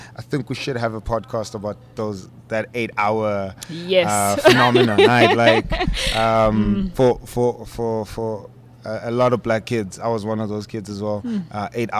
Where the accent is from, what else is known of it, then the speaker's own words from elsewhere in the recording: Tembisa, Gauteng, South Africa; I grew up in the hood. Yeah. Right? In Tembisa. For those who don't know, the township is predominantly black area.